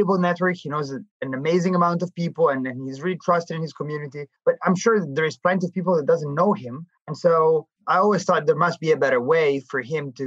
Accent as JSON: {"language": "English", "town": "Milan", "region": "Lombardy", "country": "Italy", "tie": "born or raised there", "also_born_or_lived": "New York", "moved": "as an adult", "said": "I was born and raised in Milan"}